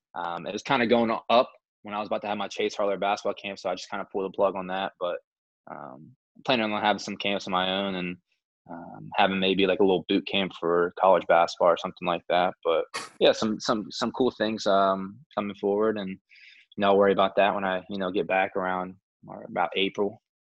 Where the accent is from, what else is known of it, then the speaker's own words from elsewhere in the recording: Moundsville, West Virginia, United States; I take pride in being from Moundsville. I mean, small town